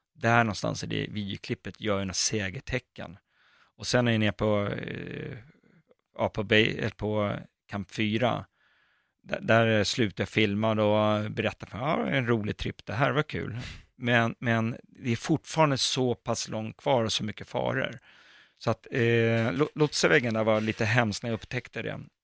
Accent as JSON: {"language": "Swedish", "town": "Botkyrka", "region": "Stockholm County", "country": "Sweden", "tie": "born or raised there", "said": "Jag är uppväxt i Fittja"}